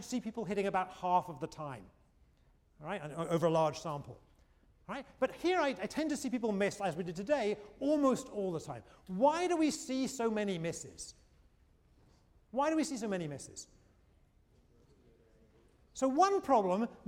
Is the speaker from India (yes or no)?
no; United Kingdom; now in United States; I'm a Brit.